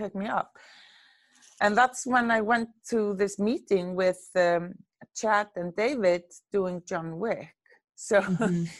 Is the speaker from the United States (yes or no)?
no; Reykjavik, Capital Region, Iceland; I'm born and raised in Reykjavik, Iceland.